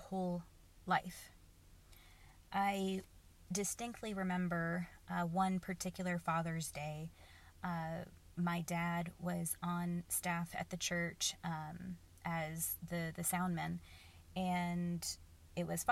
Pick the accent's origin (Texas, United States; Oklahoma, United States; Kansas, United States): Oklahoma, United States; I grew up in the Bible Belt of the United States. I grew up in Oklahoma.